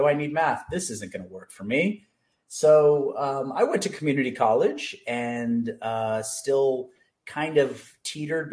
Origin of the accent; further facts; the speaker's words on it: Los Angeles, California, United States; also born or lived in Santa Barbara; I grew up in the San Fernando Valley and always just grew up around movies